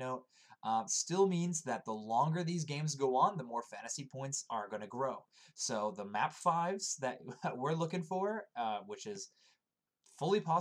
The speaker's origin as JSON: {"language": "English", "country": "Canada", "said": "I'm Canadian"}